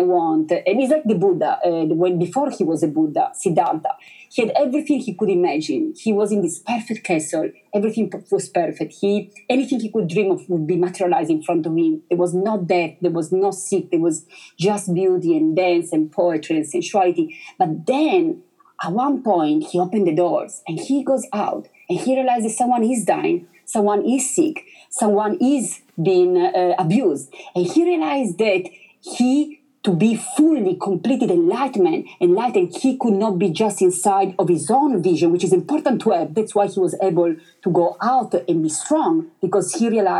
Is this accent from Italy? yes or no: yes; Italy; English is a second language; moved away; I'm originally from Italy